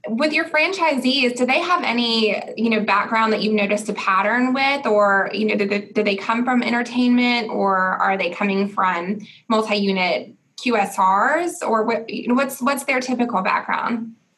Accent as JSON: {"language": "English", "town": "Augusta", "region": "Georgia", "country": "United States", "tie": "born or raised there", "said": "my hometown of Augusta"}